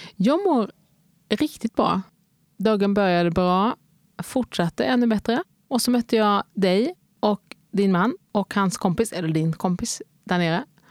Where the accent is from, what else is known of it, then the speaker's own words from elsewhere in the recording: Helsingborg, Skåne, Sweden; moved away as an adult; also born or lived in Lidköping / Lund / Cardiff / Stockholm; Så borde mitt enkla svar bara kunna bli Helsingborg. För där har jag bott från jag var 3 till jag var 18.